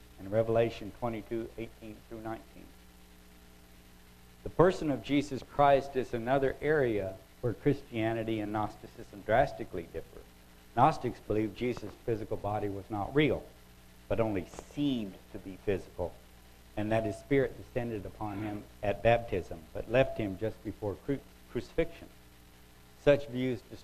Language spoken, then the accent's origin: English; United States; first language English; I was born and bred in America. I speak English. Well, I speak American, probably